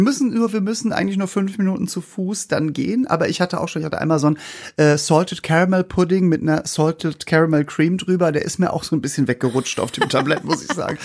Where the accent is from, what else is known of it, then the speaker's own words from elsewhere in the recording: Norderstedt, Schleswig-Holstein, Germany; wir kommen ja aus Norderstedt bei Hamburg